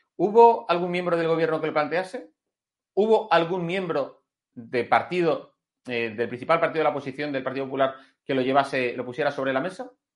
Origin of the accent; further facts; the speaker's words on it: Spain; como español